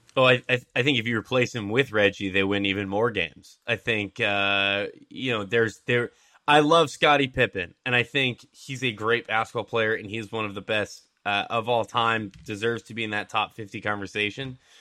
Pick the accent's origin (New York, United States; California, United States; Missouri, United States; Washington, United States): Washington, United States; Seattle; I grew up in Seattle